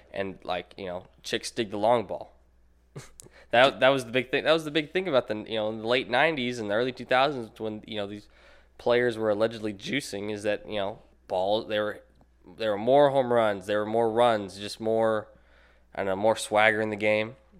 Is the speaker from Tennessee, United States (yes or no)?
yes; Nashville, Tennessee, United States; moved away; I'm from Nashville